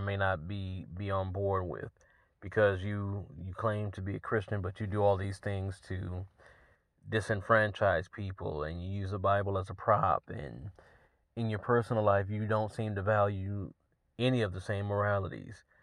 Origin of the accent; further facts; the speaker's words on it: Georgia, United States; my home state